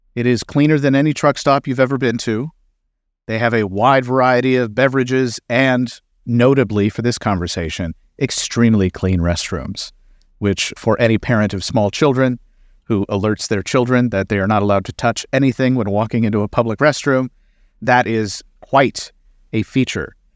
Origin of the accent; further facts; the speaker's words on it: Kentucky, United States; my home state of Kentucky